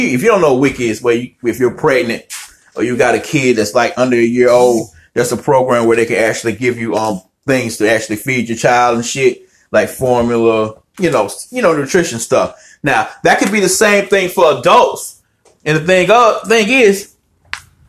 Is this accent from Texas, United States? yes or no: no; Winston-Salem, North Carolina, United States; moved away as an adult; I'm from Winston-Salem, North Carolina, Forsyth County